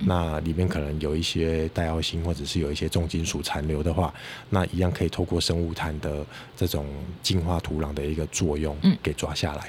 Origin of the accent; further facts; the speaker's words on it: Kaohsiung, Taiwan; moved away as an adult; also born or lived in China; 我本身是高雄人，那是。我住在左营。那我小学的时候就是走路上学嘛，那我印象很深刻。那个时候，呃，从家里走到学校大概是十分钟的路程，那我沿路上就会经过很多的菱角田